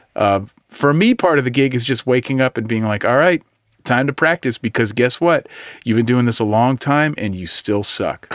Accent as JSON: {"language": "English", "area": "East Bay", "region": "California", "country": "United States", "said": "I'm from the East Bay"}